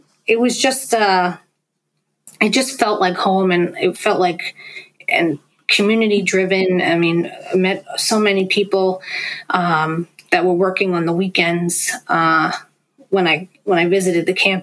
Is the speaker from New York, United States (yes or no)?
yes; New York, United States; accent: New York; my father's from Brooklyn, my mother's from Queens. Like, this is what I grew up on.